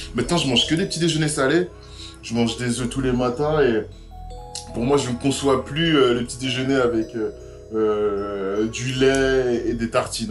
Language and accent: French; Sarcelles, Île-de-France, France; moved away as an adult; j'ai grandi à Sarcelles, qui est une ville les plus cosmopolites de France